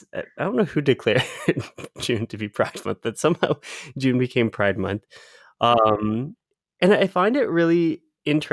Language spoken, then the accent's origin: English; London, Ontario, Canada; now in Ottawa, Canada; when I say London, so London's my hometown. It's about like half the size of Ottawa, which is where both Priya and I live now.